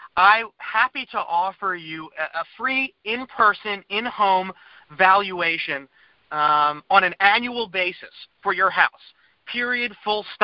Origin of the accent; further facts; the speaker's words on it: Lower Merion, Pennsylvania, United States; also born or lived in Washington, D.C. / Wynnewood, Pennsylvania; I live in Wynwood. I grew up in the Lower Marion.